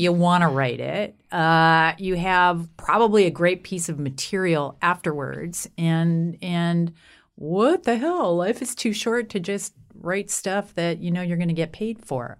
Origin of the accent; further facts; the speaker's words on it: Canada; I'm Canadian.